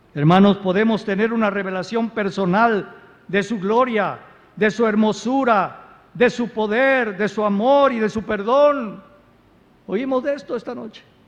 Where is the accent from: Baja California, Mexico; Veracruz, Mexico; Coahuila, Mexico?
Veracruz, Mexico; Yo soy jarocho